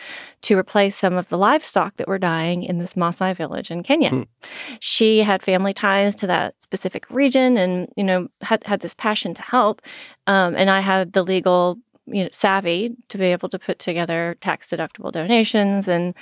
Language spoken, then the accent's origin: English; Texas, United States; I grew up in East Texas, so I know what an oil rig looks like